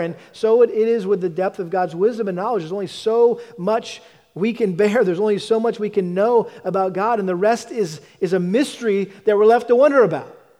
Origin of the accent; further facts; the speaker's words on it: New England, United States; I grew up in the New England area